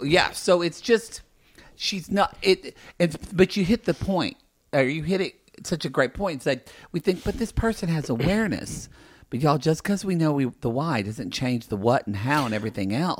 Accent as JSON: {"language": "English", "region": "Oklahoma", "country": "United States", "tie": "born or raised there", "moved": "yes", "lives_now": "Los Angeles, United States"}